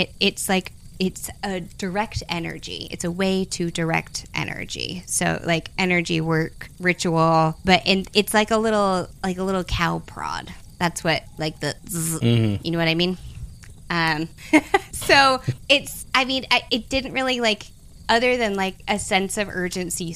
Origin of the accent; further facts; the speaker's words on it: the South, United States; I'm from the South